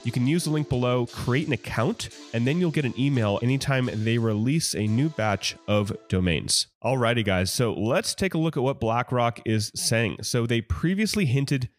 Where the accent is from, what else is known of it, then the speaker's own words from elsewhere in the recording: Oakland, California, United States; I grew up in the Oakland Bay Area